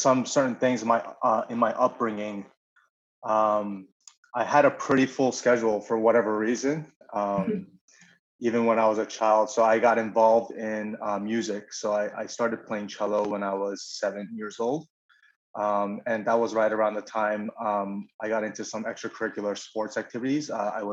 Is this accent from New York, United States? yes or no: yes; Syosset, New York, United States; I grew up in Long Island in a small town called Syosset.